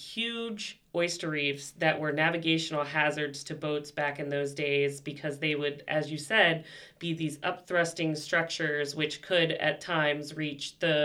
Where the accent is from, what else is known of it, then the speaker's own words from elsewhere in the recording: Virginia Beach, Virginia, United States; moved away as an adult; now in Maryland, United States; Born and bred in Virginia and did a lot of work on fisheries down there. So back to my home roots.